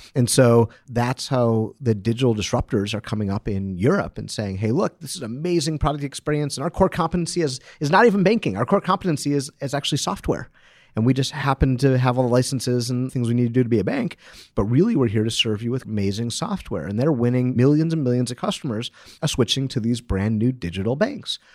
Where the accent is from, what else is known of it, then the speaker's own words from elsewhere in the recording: Detroit, Michigan, United States; I'm from Detroit